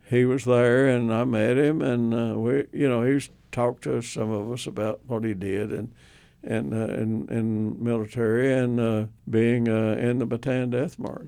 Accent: Surgoinsville, Tennessee, United States; moved away as an adult; also born or lived in Tuscaloosa, Alabama; Hawkins County, Tennessee, uh, a place called Sir Goynesville

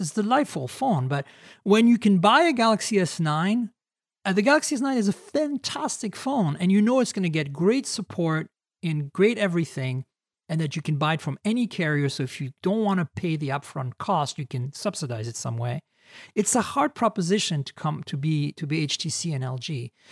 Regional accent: Canada; moved away as an adult; now in United States; I'm a Canadian, so I s, I have a hard time with Zs. I forget that there's Zs in the U S, even though I've lived in the U S twenty years

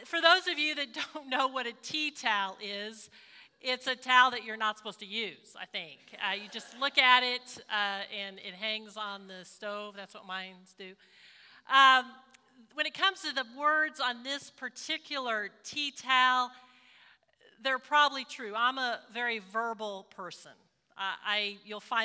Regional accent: Springfield, Missouri, United States; I did a lot of my growing up in Springfield, Missouri

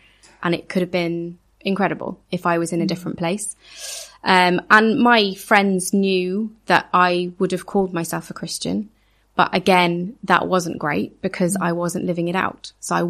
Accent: Ireland; also born or lived in Edinburgh; The church I grew up in Ireland, like I said, was very, very small. The church I went to on and off for 4 years in Edinburgh, and it really was on and off.

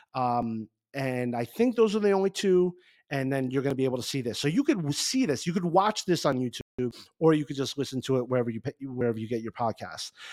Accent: Garfield, New Jersey, United States; I grew up in Garfield, New Jersey

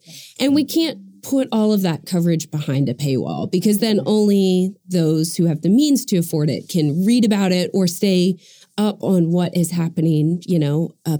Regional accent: Norman, Oklahoma, United States; I was born and raised in Norman

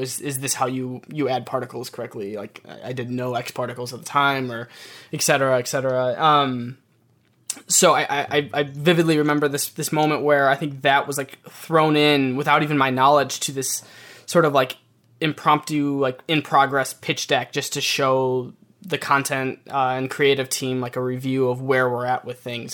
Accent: Michigan, United States; moved away as an adult; now in New York, United States; I'm born and raised in Michigan, so moving to New York for the first time was a bit of a culture shock

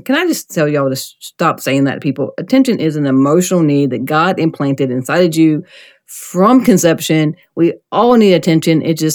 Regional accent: South Carolina, United States; I'm from South Carolina

